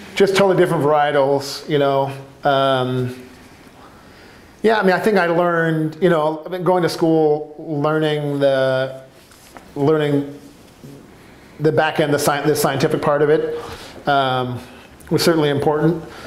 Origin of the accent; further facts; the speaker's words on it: California, United States; now in Portland, United States; I'm from California